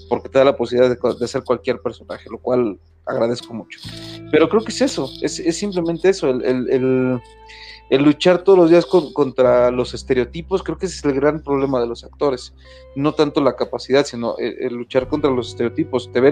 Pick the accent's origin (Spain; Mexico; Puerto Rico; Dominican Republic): Mexico; Pues como, como mexicano, o sea, con, este ras, con estos rangos, con esos rasgos, perdón, que, tiene tu servidor, de pronto vas a estar muy encasillado en ciertos personajes